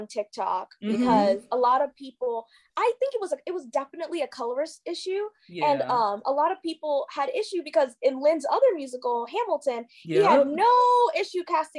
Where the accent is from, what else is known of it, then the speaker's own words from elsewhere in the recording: Kenya; so I'm like a first generation like immigrant, I'm Kenyan.